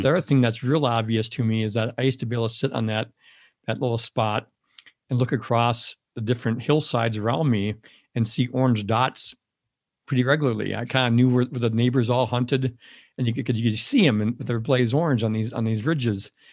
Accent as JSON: {"language": "English", "town": "Madison", "region": "Wisconsin", "country": "United States", "tie": "born or raised there", "said": "I grew up in the Madison area"}